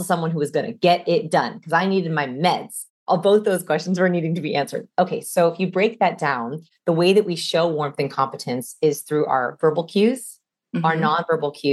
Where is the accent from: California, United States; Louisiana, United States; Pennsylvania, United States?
California, United States; Los Angeles; I'm from Los Angeles.